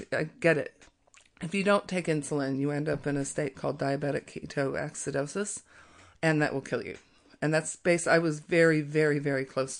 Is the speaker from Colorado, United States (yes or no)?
yes; Colorado, United States; moved away as an adult; now in New Zealand; I'm from Colorado. I've lived in New Zealand for 18 years